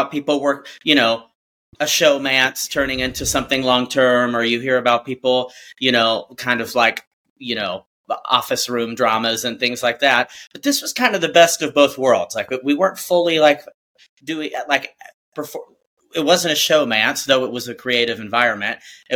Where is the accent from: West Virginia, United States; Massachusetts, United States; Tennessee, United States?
Tennessee, United States; now in Chicago, United States; I'm from Tennessee